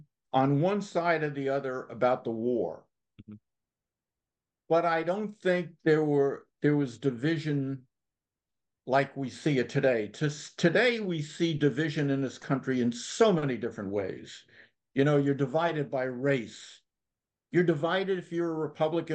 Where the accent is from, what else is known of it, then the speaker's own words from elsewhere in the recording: United States; also born or lived in New York; I'm from Connecticut, New York